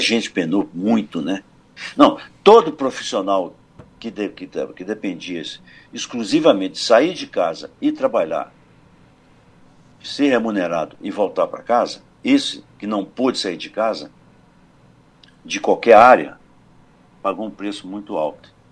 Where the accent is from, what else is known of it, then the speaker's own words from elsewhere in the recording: São Domingos do Prata, Minas Gerais, Brazil; na minha terra, em São Domingos do Prata